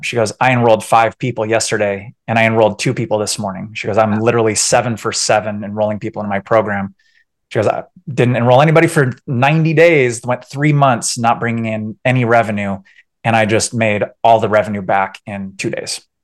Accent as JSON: {"language": "English", "town": "San Diego", "region": "California", "country": "United States", "also_born_or_lived": "Orange County, California", "moved": "as an adult", "lives_now": "Colorado, United States", "said": "originally from San Diego, Orange County, and then uh, yeah, my my wife and I we actually we left in 2016"}